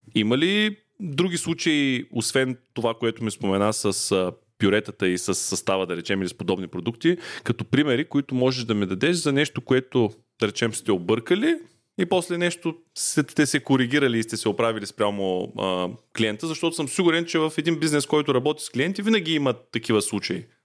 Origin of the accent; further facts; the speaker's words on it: Ruse, Ruse Province, Bulgaria; аз съм от Русе